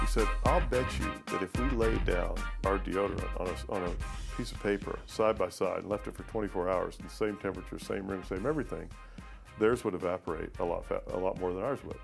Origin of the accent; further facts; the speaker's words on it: Owensboro, Kentucky, United States; I grew up in Owensboro, Kentucky